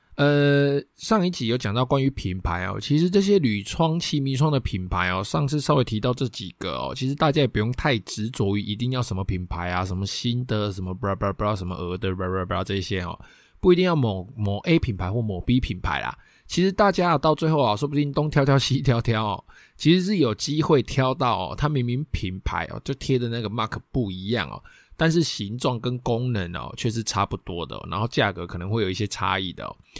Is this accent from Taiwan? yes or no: yes; Taiwan; 我们台湾人最爱装的铁窗、锻造窗